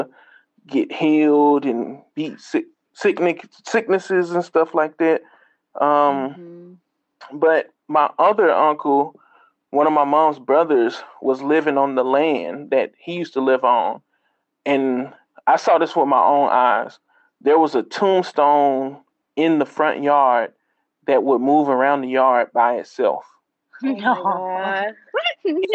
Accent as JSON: {"language": "English", "region": "Mississippi", "country": "United States", "said": "I'm from Mississippi."}